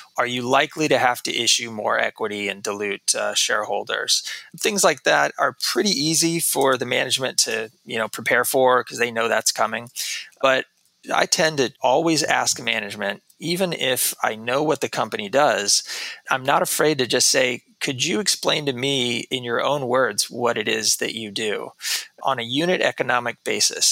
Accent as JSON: {"language": "English", "region": "Texas", "country": "United States", "tie": "born or raised there", "also_born_or_lived": "New York City", "moved": "as an adult", "said": "I grew up in Texas uh, most of my life"}